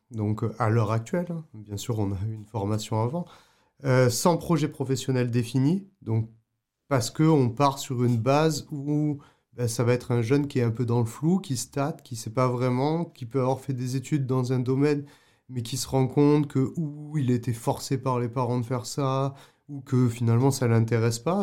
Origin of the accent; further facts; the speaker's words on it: Avignon, Provence-Alpes-Côte d'Azur, France; moved away as an adult; also born or lived in Paris / Prague, Czech Republic / Canada; chez moi à Avignon